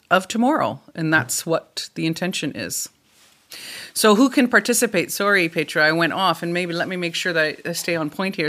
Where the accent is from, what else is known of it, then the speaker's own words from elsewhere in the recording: Canada; now in Germany; I am a Canadian sitting in Germany